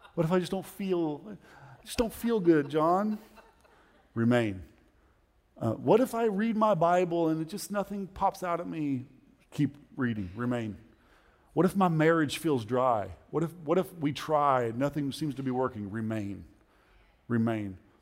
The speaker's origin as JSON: {"language": "English", "region": "Oklahoma", "country": "United States", "said": "we're from Oklahoma"}